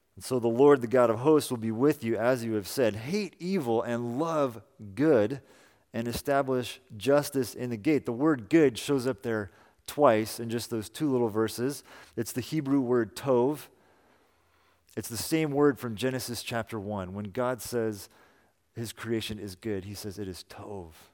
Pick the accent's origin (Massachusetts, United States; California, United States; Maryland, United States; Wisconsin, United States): California, United States; Salinas; moved away; also born or lived in Boston; Amy and I both grew up in Salinas